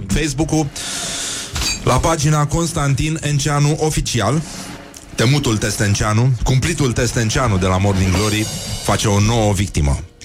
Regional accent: Brăila, Brăila County, Romania; eu sunt din Brăila

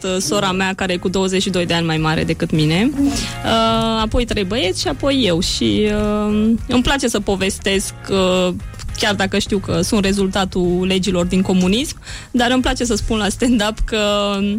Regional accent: Romania; now in Geneva, Switzerland; sunt din România

